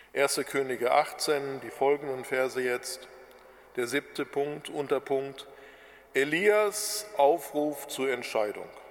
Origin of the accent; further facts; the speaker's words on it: Germany; bei uns in Deutschland